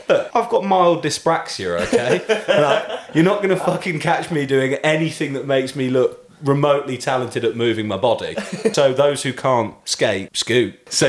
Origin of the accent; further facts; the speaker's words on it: Warwickshire, West Midlands, United Kingdom; I mean, I grew up in Warwickshire